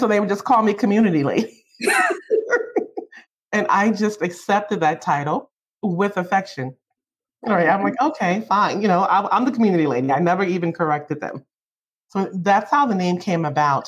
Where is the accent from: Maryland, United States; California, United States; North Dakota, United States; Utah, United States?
Maryland, United States; Baltimore; I lived in the community. I'm from Baltimore, Maryland.